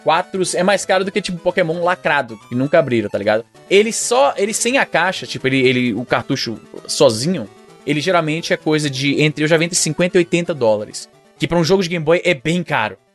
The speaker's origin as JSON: {"language": "Portuguese", "town": "Fortaleza", "region": "Ceará", "country": "Brazil", "said": "eu sou de Fortaleza"}